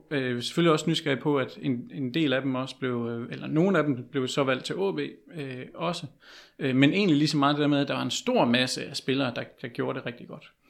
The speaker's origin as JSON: {"language": "Danish", "town": "Herning", "region": "Central Denmark Region", "country": "Denmark", "tie": "born or raised there", "said": "for jeg kommer selv fra Herning"}